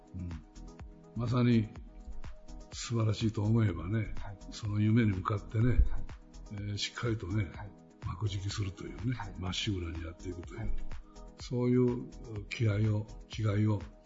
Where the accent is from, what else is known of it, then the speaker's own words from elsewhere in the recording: Kurashiki, Okayama, Japan; 倉敷っていうのは不思議な街なんだよねでそういう倉敷にその我々が育って